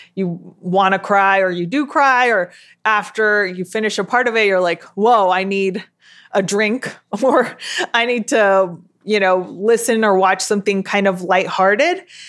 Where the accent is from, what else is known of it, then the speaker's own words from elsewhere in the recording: Southern California, United States; I grew up in South California or Southern California, as it is most often called